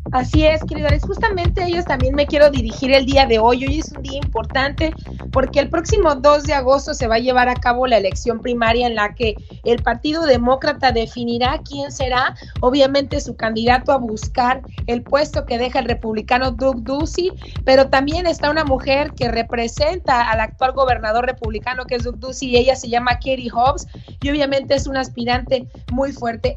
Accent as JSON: {"language": "Spanish", "region": "Sonora", "country": "Mexico", "tie": "born or raised there", "said": "Sonora, aquí donde yo nací"}